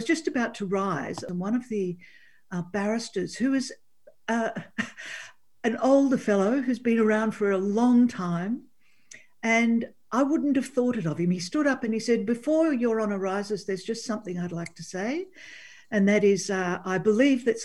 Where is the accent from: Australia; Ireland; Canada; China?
Australia; Coffs Harbour, New South Wales; I grew up in Coffs Harbour on the north coast of New South Wales